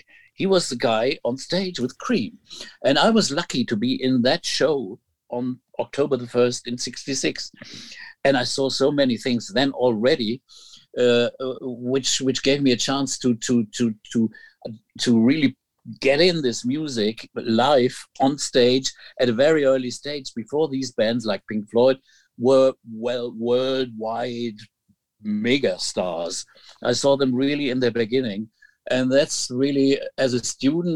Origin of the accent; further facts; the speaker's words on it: Hamburg, Germany; my 70s growing up in Hamburg